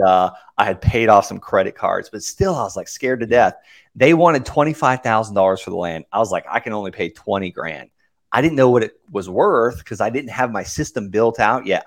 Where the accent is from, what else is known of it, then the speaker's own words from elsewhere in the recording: Okeechobee, Florida, United States; I, I grew up in Okeechobee, Florida. Very small cattle town